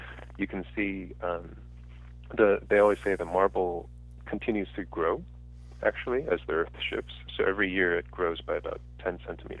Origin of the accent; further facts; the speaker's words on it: United States; as an American